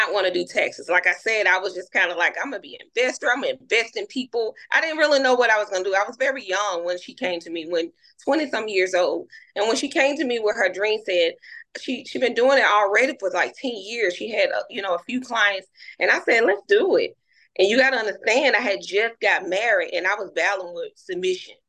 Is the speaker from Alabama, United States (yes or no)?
yes; Birmingham, Alabama, United States; I'm from Birmingham, Alabama